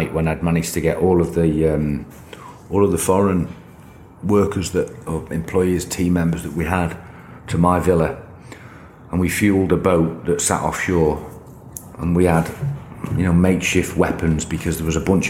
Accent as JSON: {"language": "English", "country": "United Kingdom", "said": "I'm just a British kid"}